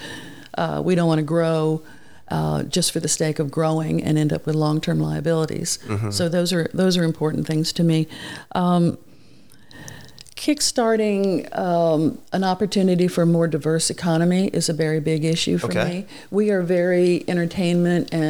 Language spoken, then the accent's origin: English; South Florida, United States; now in Ocean Springs, United States; I grew up in South Florida